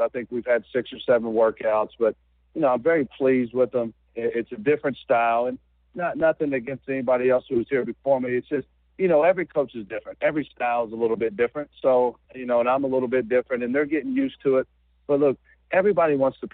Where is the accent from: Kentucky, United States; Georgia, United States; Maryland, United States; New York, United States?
Kentucky, United States; Georgetown; I'm from Georgetown, Kentucky, which is about 30 miles away from Richmond. And you know, at one time, I was a I was a high school player in this state.